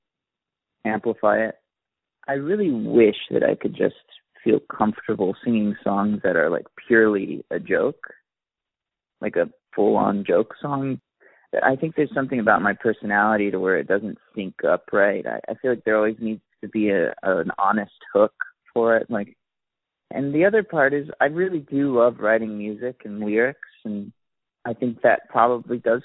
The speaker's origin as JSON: {"language": "English", "town": "Gulf Shores", "region": "Alabama", "country": "United States", "tie": "born or raised there", "moved": "yes", "said": "where I grew up, at least in Gulf Shores"}